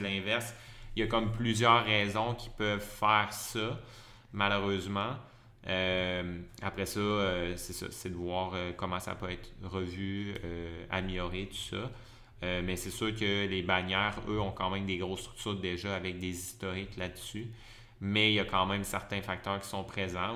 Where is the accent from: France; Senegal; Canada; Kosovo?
Canada; Lévis, Quebec; moved away as an adult; now in Montreal, Canada; je suis originaire de la région de Québec, de mhm. Lévis, la rive sud de Québec. Euh, j'ai resté là pas mal toute mon enfance